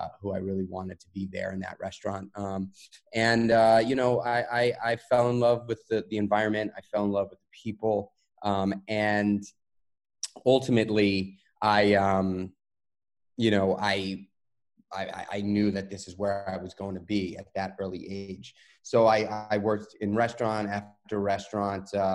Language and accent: English; New York City, New York, United States; Raised New York City guy. I grew up in Manhattan in New York